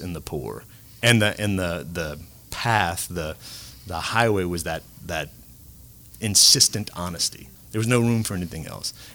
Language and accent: English; Cajun, Lafayette area, Louisiana, United States; being a Cajun Catholic down here